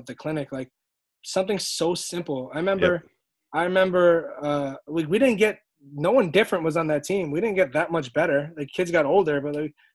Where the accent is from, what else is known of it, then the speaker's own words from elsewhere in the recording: New York City, New York, United States; I grew up right there on Flappish